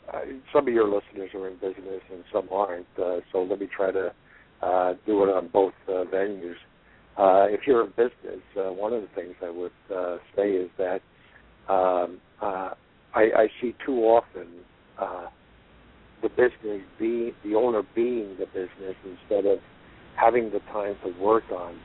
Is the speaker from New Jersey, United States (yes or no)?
yes; Jersey City, New Jersey, United States; I grew up in Jersey City, New Jersey.